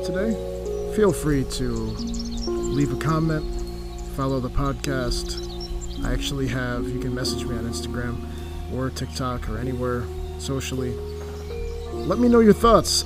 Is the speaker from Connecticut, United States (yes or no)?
yes; Connecticut, United States; moved away as an adult; also born or lived in Charlotte, North Carolina; I am originally from Connecticut